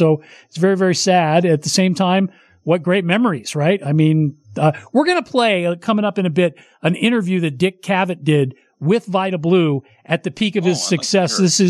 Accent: Oakland, California, United States; I grew up in East Oakland, 74th Avenue

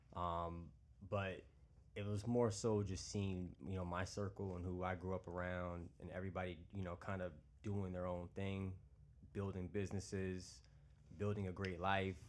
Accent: Long Island, New York, United States; moved away as an adult; now in Charlotte, United States; I'm originally from New York, based here in Long Island.

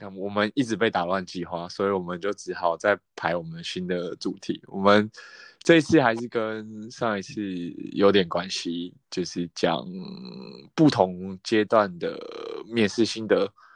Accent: Taipei, Taiwan; 我是台北人

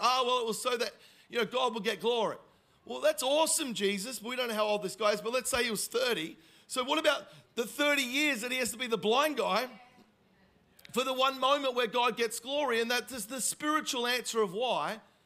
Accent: Melbourne, Victoria, Australia; moved away; I am originally from Melbourne

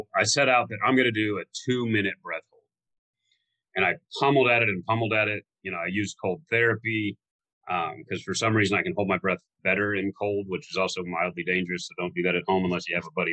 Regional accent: Florida, United States; I grew up in Florida

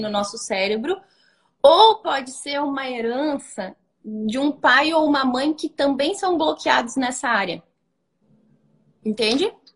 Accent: Brazil; Eu também sou brasileira, mas tenho muita tradição alemã

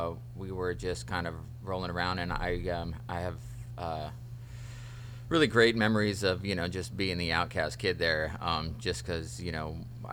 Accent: Healdsburg, California, United States; also born or lived in Santa Rosa / Woodside; I grew up in Healdsburg

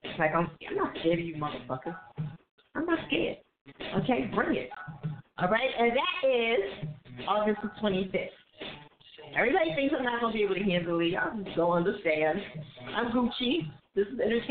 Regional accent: New Jersey, United States; Jersey, what up? My home state.

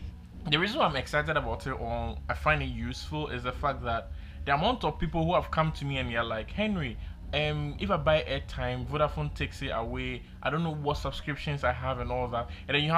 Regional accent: Canada; I'm a Canadian.

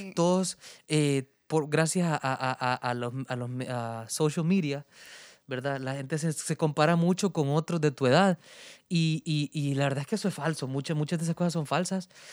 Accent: Honduras; soy un cantautor hondureño

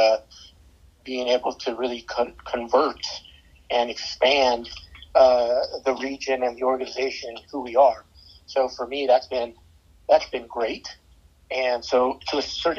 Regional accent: outside of Chicago, Illinois, United States; also born or lived in San Antonio, Texas; now in St. Louis, United States; I moved here from San Antonio, grew up outside of Chicago

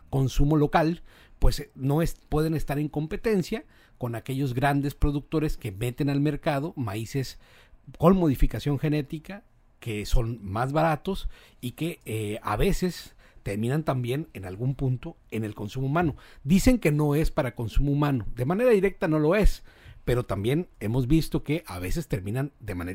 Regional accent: Mexico; somos los mexicanos hijos del maíz porque desde hace miles de años lo consumimos como parte fundamental de nuestra dieta

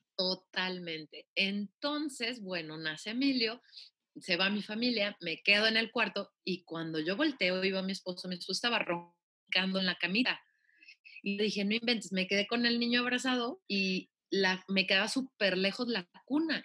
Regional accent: Guadalajara, Jalisco, Mexico; soy oriunda de Guadalajara, Jalisco. Nací un 11 de noviembre del 85.

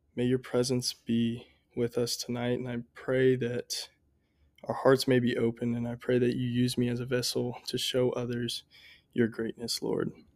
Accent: Columbia, Missouri, United States; I grew up right here in Columbia, Missouri

